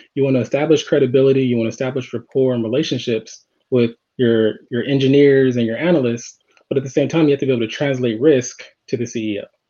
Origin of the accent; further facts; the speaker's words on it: Los Angeles, California, United States; I grew up in Los Angeles